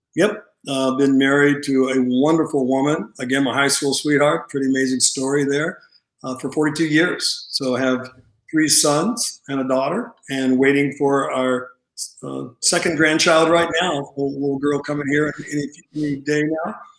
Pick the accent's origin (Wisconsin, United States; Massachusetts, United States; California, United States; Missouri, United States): California, United States; Santa Monica; grew up in um, California, in Santa Monica